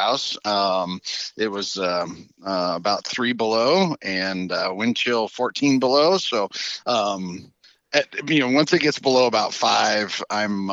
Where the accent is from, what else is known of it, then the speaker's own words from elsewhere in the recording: southern Colorado, United States; now in Kansas, United States; grew up in southern Colorado